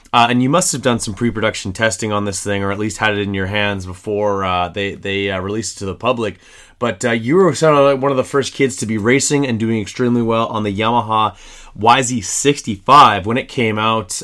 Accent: Canada; me as a Canadian

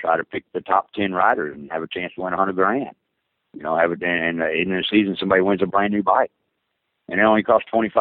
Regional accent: the South, United States; I grew up in the South

